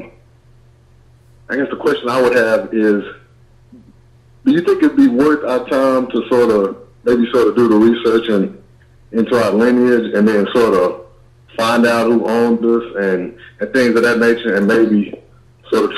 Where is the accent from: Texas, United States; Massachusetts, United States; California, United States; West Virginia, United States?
Texas, United States; also born or lived in Houston, Texas; I'm originally from Texas. I live in the Houston area